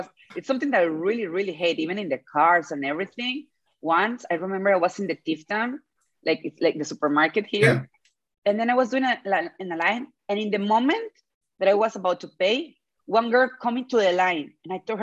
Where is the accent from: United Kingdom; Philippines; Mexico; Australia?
Mexico; English is a second language; moved away as an adult; now in Tel Aviv, Israel; in my hometown